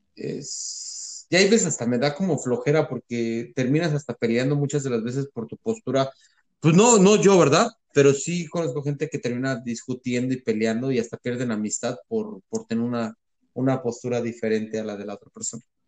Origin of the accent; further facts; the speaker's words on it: Mexico; now in United States; sí somos mayoría mexicanos